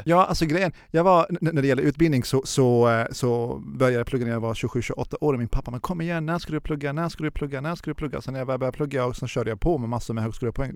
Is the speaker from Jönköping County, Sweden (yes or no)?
yes; Jönköping, Jönköping County, Sweden; also born or lived in Tehran, Iran; now in Stockholm, Sweden; vi är från Jönköping och sen så flyttade vi till Stockholm.